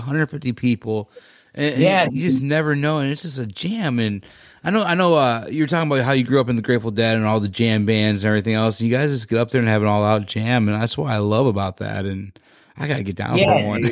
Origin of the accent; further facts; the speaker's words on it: West Virginia, United States; now in Illinois, United States; I grew up around West Virginia